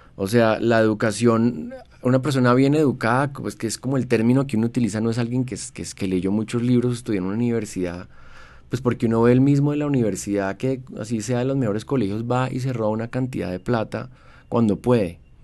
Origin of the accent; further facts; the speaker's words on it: Bogotá, Bogotá Capital District, Colombia; Yo soy primera generación bogotano, fui orgulloso de mi ciudad mucho tiempo